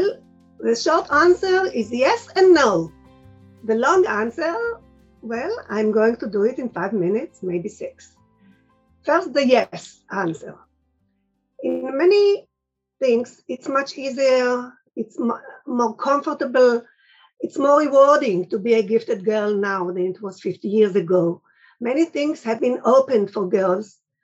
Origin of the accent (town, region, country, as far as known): Israel